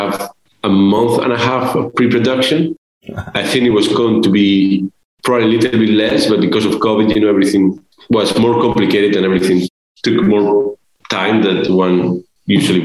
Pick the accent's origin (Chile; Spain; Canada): Spain; moved away; I'm from Spain